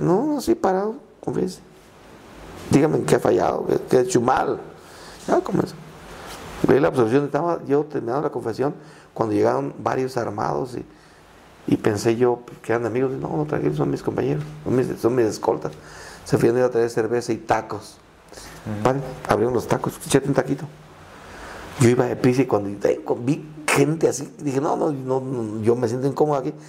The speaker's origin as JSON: {"language": "Spanish", "area": "Tierra Caliente", "region": "Michoacán", "country": "Mexico", "first_language": "Purépecha", "second_language": "Spanish", "said": "vengo de Tierra Caliente"}